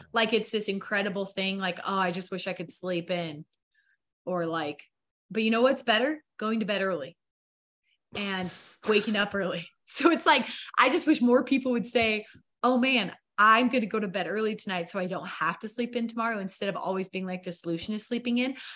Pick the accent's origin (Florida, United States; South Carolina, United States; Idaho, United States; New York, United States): Idaho, United States; I grew up in Idaho on a farm.